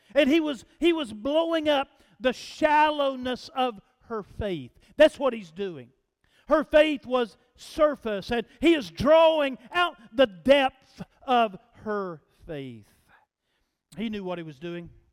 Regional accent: United States; I grew up in East Lake

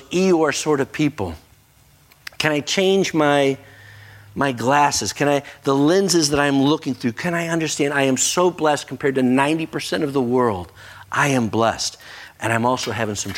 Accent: United States; as an American, I recognize I am blessed and highly favored.

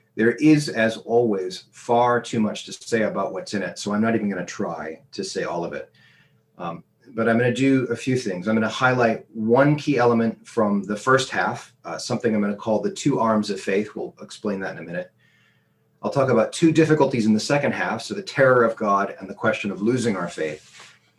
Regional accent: United States; moved away; when I was a student growing up in America

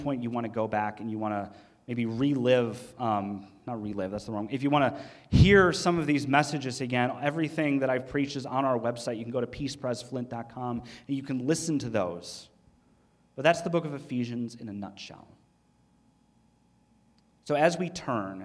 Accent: United States; we as American Christians, right, we're Western American Christians

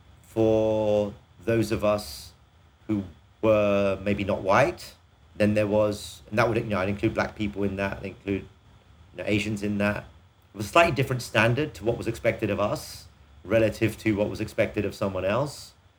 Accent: England, United Kingdom; We grew up a time in England when this idea of equality of opportunity was something that was quite real

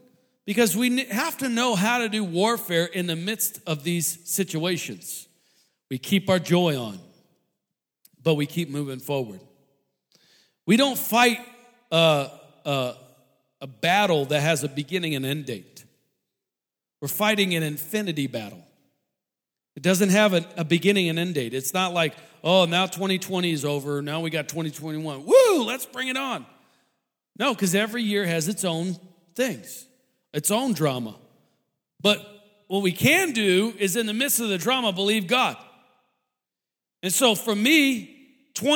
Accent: St. Louis, Missouri, United States; moved away; I grew up in St. Louis

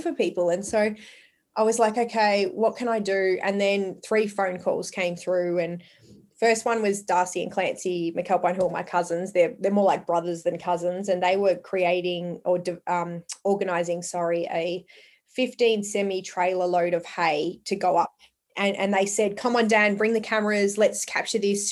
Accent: Longford, Victoria, Australia; also born or lived in Port Albert, Victoria; So my family originally moved to Port Albert, and then I grew up in Longford. I was a Longford girl

